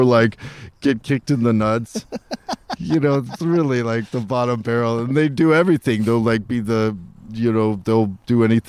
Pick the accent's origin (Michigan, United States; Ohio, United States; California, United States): California, United States; Los Angeles; I grew up in Hollywood